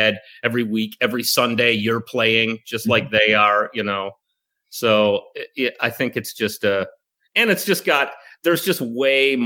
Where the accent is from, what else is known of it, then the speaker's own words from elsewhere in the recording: Chicago, Illinois, United States; moved away; I'm from Chicago originally